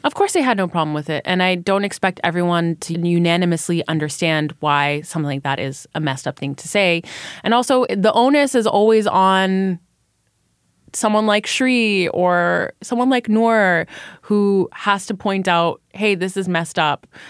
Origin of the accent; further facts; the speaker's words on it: Canada; I am Canadian. Currently, I mostly work in the United States